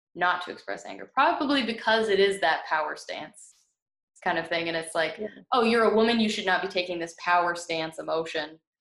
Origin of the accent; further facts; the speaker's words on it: Canada; also born or lived in United States; I was born in America and I was raised here, so and like I have family that's American and family that's Canadian